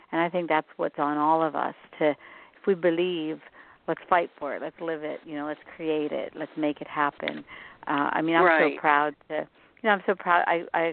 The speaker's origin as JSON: {"language": "English", "region": "West Virginia", "country": "United States", "tie": "born or raised there", "said": "I grew up in West Virginia"}